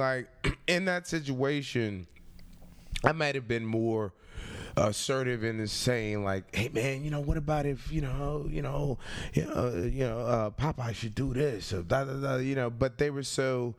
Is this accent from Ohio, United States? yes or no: no; Richmond, Virginia, United States; I grew up in Richmond, Virginia. Yeah, I grew up in Richmond, Virginia.